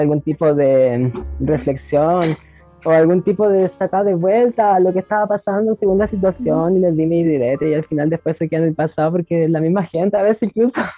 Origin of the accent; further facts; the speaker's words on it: Antofagasta, Chile; Soy de Antofagasta, nací en la población La Portada de Antofagasta, sector de Feria de las Pulgas, de aquí para el mundo